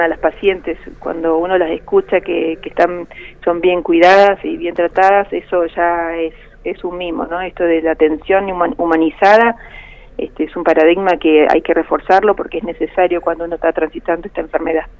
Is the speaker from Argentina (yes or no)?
yes; Río Gallegos, Santa Cruz, Argentina; Lo que somos acá de Río Gallegos